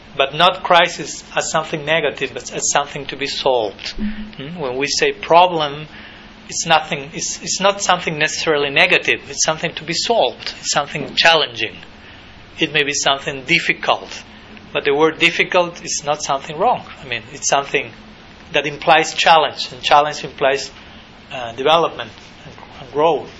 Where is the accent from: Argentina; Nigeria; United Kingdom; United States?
Argentina; I was born in 1980 in Argentina